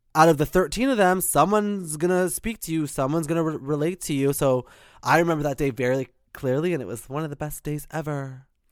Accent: Whitby, Ontario, Canada; I'm in Whitby, Ontario. So I grew up there.

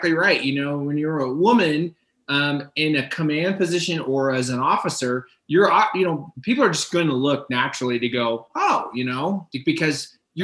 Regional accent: Miami, Florida, United States; moved away as an adult; I grew up in Miami, Florida. So I grew up in a very multicultural area

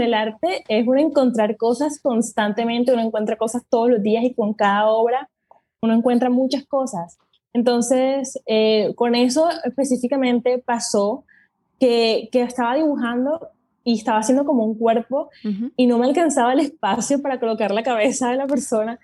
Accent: Colombia; mi país, en Colombia

